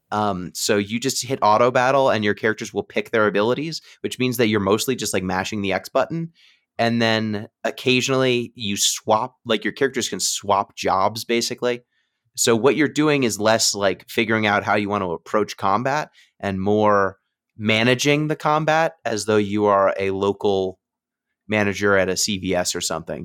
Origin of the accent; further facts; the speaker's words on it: New York, United States; I was from New York